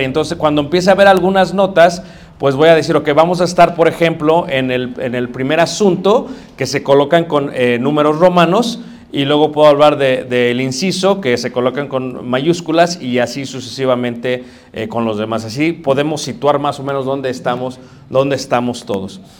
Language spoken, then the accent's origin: Spanish; Mexico City, Mexico; crecí en Ciudad de México